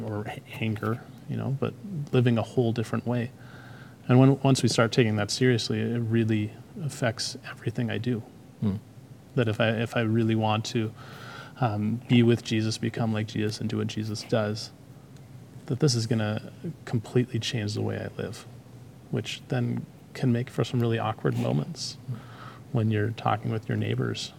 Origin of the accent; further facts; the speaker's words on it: Canada; being Canadian